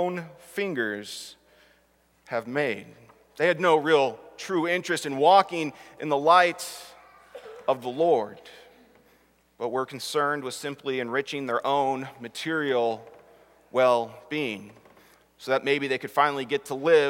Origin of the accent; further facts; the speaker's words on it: Southern California, United States; growing up, even in Southern California